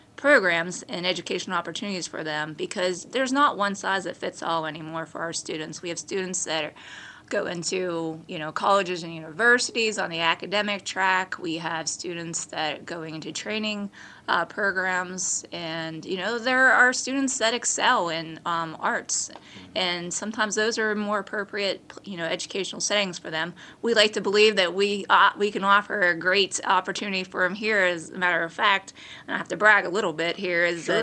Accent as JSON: {"language": "English", "town": "Beaver Falls", "region": "Pennsylvania", "country": "United States", "tie": "born or raised there", "said": "my hometown and community and school district where I graduated from"}